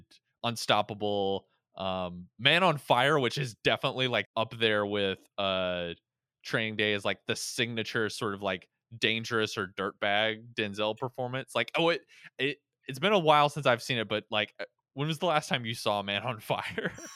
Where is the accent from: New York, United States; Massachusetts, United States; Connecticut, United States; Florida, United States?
Florida, United States; I was born in Florida